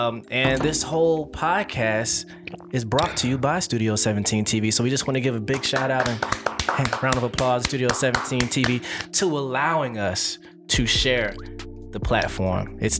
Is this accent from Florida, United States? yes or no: yes; Orlando, Florida, United States; I'm from Orlando, born and raised here. Went to Apopka High School and Mount Dora High School as well.